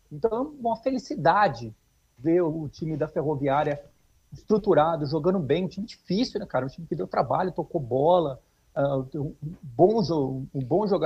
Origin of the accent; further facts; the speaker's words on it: São José do Rio Preto, São Paulo, Brazil; moved away as an adult; Eu que, que sou de, de Rio Preto, né? Saí de Rio Preto com anos para fazer faculdade, depois fui morar no exterior. Estou de volta agora faz